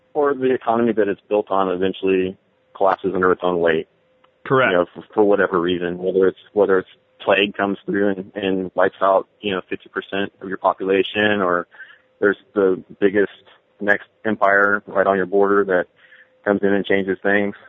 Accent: San Francisco Bay Area, Alameda County, California, United States; I grew up in the San Francisco Bay Area, uh, in Alameda County

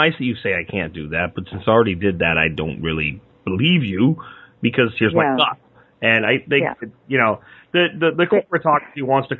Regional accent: Pennsylvania, United States; We had places where I grew up in Pennsylvania

